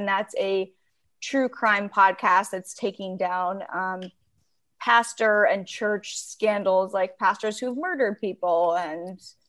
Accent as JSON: {"language": "English", "region": "Oregon", "country": "United States", "tie": "born or raised there", "also_born_or_lived": "Los Angeles, United States", "moved": "yes", "lives_now": "Palm Springs, United States", "said": "I almost feel like Southern California is more my hometown than Oregon. Maybe growing up, obviously Oregon was, but I feel like LA, Palm Springs are kind of my main hometown."}